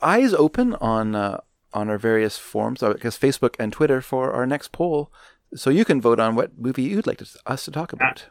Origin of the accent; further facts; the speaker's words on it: Canada; I grew up in Canada